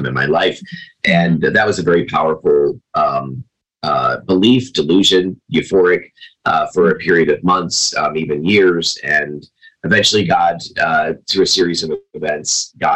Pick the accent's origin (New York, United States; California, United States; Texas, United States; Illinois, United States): New York, United States; Binghamton; moved away as an adult; also born or lived in Chicago area; now in Arizona, United States; I moved from the Chicago area back to upstate New York, to my hometown